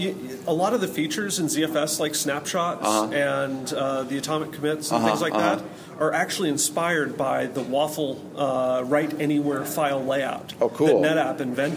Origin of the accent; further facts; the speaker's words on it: Tacoma, Washington, United States; moved away as an adult; now in St. Louis, United States; I'm actually born and raised in Tacoma, Washington.